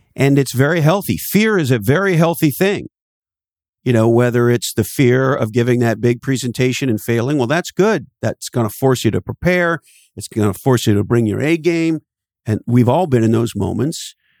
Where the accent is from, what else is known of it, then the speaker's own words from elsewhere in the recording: Canada; moved away; I'm originally from Canada, and there's an expression we have in Canada